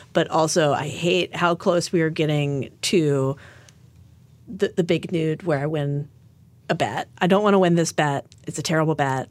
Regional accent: Fort Worth, Texas, United States; it was companies in my hometown

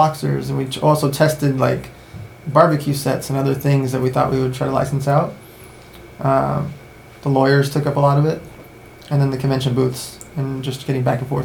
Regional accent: Los Angeles, California, United States; also born or lived in Russia / San Diego; Born in Russia, left when I was a baby, grew up in LA and San Diego

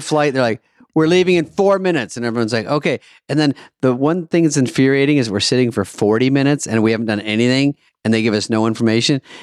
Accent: Michigan, United States; I was born in Michigan

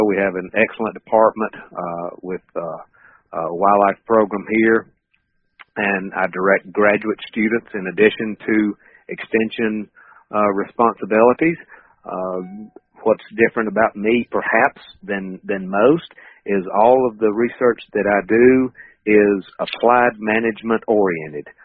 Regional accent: North Carolina, United States; moved away as an adult; now in Knoxville, United States; I've been here for actually it'll be 21 years next month, and I'm originally from North Carolina, uh, 10th generation North Carolinian. All my family's still over there.

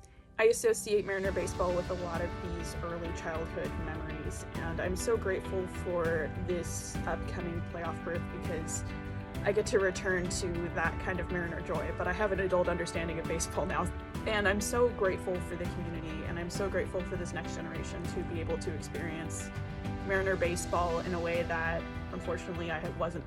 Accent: Pacific Northwest, United States; now in Savannah, United States; I currently live in Savannah, Georgia, but I'm originally from the Pacific Northwest.

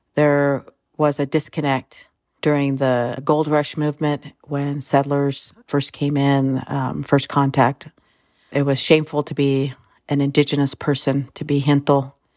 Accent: Sherwood Valley Rancheria, California, United States; I come from Sherwood Valley. Noyo and Yukeo Rancheria.

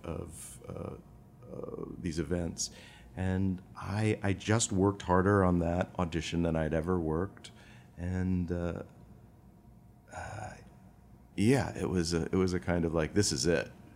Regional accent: Rockford, Illinois, United States; moved away; I was born in Rockford, Illinois

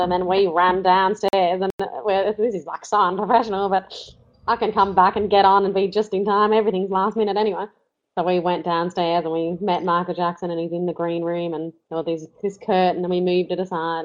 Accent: Australia; we're from Australia

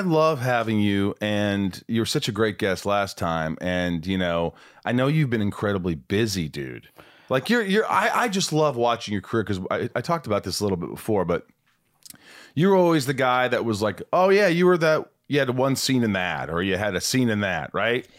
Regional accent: Indiana, United States; I grew up in Indiana

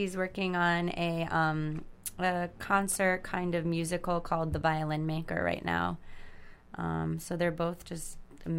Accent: Long Island, New York, United States; I grew up on Long Island.

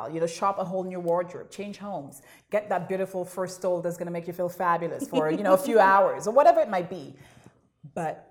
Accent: St. Lucia; now in Toronto, Canada; moving here from St. Lucia as an immigrant to Canada

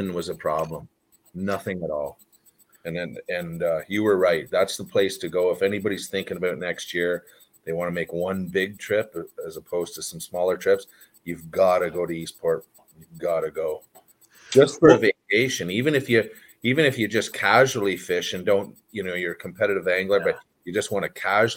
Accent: Canada; moved away; I grew up in Canada and that's all magic up there

